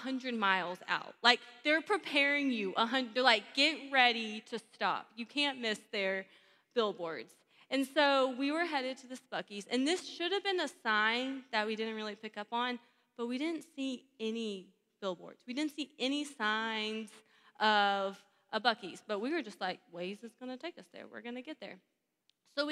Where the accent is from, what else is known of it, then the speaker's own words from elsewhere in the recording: Texas, United States; now in Georgia, United States; I'm born and raised in Texas, so I have some Texan in me